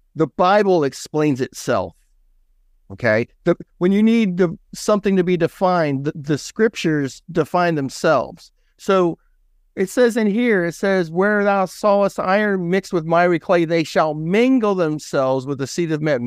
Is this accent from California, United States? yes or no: yes; San Joaquin Valley, California, United States; I grew up in California, right between Sacramento and San Francisco